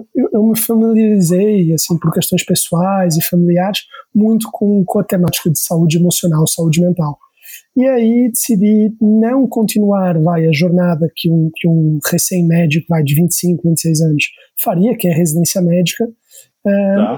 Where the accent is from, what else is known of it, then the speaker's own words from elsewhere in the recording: Portugal; moved away as an adult; now in São Paulo, Brazil; eu sou português, tá? Eu vim para São Paulo é, em 2012 terminar o último ano da faculdade de medicina na Unifesp